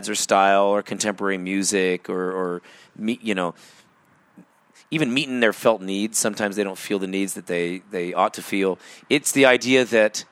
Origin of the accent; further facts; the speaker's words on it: United States; also born or lived in Everett, Washington; as an American